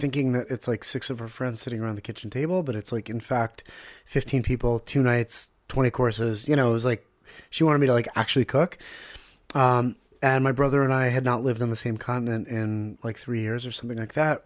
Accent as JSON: {"language": "English", "town": "Pittsburgh", "region": "Pennsylvania", "country": "United States", "tie": "born or raised there", "also_born_or_lived": "Ganei Yehuda, Israel", "moved": "yes", "lives_now": "Israel", "said": "We grew up in Squirrel Hill, Pittsburgh, which is like a little shtetl"}